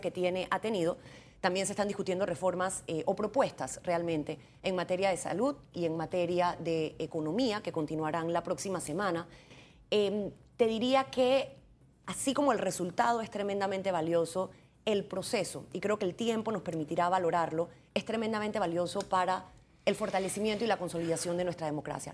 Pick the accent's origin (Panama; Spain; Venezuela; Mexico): Panama; como panameña